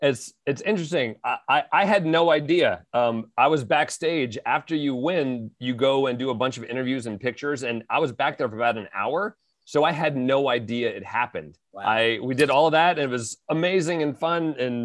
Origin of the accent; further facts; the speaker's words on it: Gaithersburg, Maryland, United States; Of course, WTOP on my commute in.